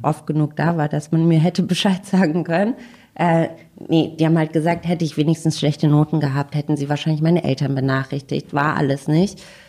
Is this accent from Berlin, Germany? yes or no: yes; Berlin, Germany; ich komme aus Berlin